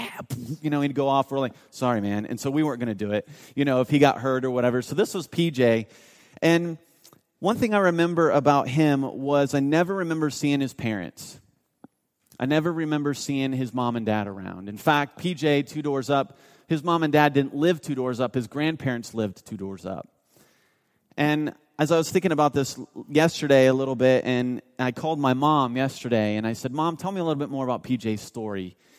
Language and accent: English; Mount Vernon, Ohio, United States; I grew up in North of Columbus, Ohio, a town called Mount Vernon.